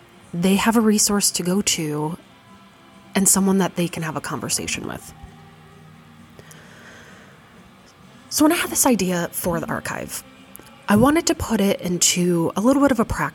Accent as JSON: {"language": "English", "town": "Fargo", "region": "North Dakota", "country": "United States", "tie": "born or raised there", "said": "growing up in Fargo, North Dakota"}